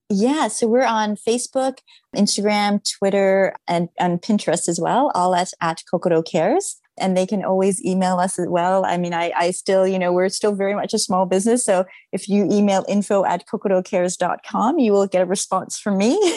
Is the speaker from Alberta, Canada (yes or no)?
no; Toronto, Ontario, Canada; now in Los Angeles, United States; I'm actually in Toronto at the moment, which is my hometown